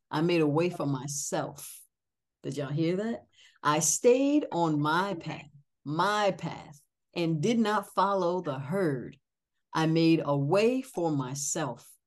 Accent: New England, United States; I'm from New England, but I don't have a New England accent. I never have.

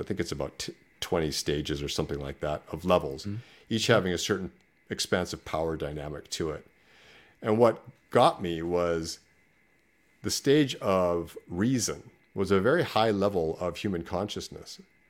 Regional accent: Canada; No, Canada. I'm Canadian, so I came from Canada.

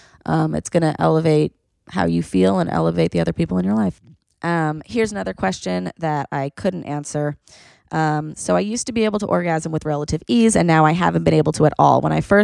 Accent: Argentina; I'm from Argentina, by the way.

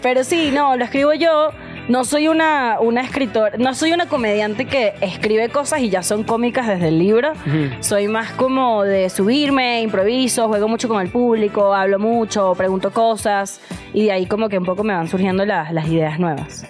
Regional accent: Venezuela; moved away as an adult; now in Mexico; soy venezolana, por si notaron mi acento

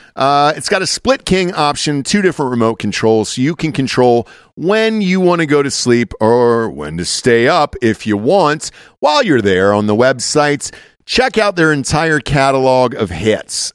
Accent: the South, United States; moved away; I'm from the South, so, like, you kinda just drove out into the woods

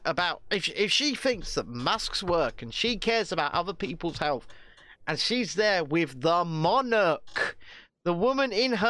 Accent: Scotland, United Kingdom; I almost sound Irish, but I'm not, honestly. I'm Scottish.

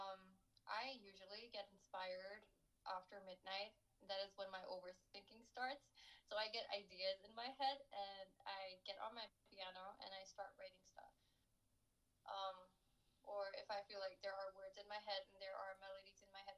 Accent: Lahore, Punjab, Pakistan; I grew up in Lahore

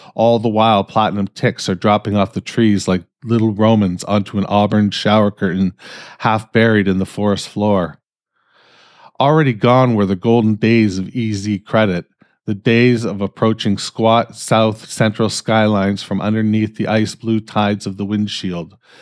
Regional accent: Canada; I'm fucking Canadian

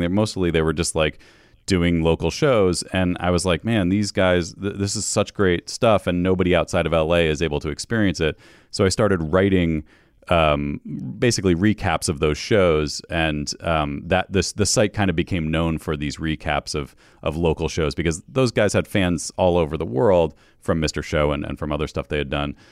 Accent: New York, United States; moved away as an adult; also born or lived in Western Massachusetts, United States; now in Los Angeles, United States; I'm from upstate New York and, and, uh, western Mass, like right on the, the state line there, both sides of it

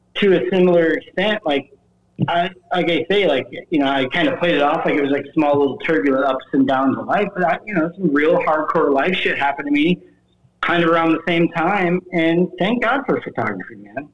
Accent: the Midwest, Iowa hometown bordering South Dakota, United States; growing up in the Midwest

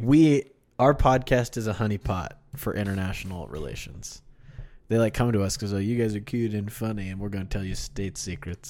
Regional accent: Kansas City, United States; also born or lived in Wichita, Kansas; I'm from Wichita and also Kansas City

